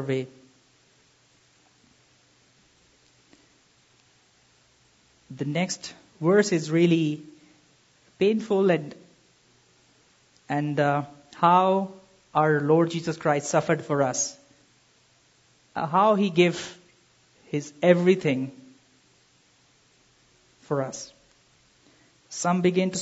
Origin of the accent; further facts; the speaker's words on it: Pakistan; I'm from Pakistan